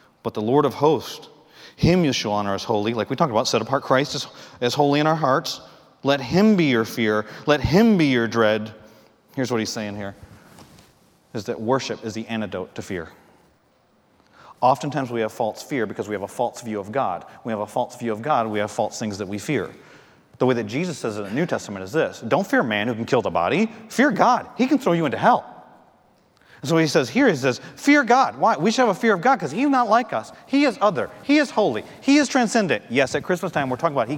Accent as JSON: {"language": "English", "region": "Michigan", "country": "United States", "moved": "yes", "lives_now": "North Carolina, United States", "said": "I'm from Michigan."}